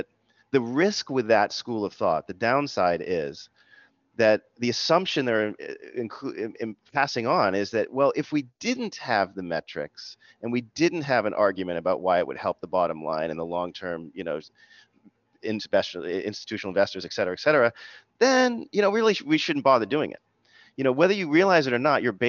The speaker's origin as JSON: {"language": "English", "town": "Boston", "region": "Massachusetts", "country": "United States", "said": "I'm from the Boston area. My mom's Jamaican, my dad is English"}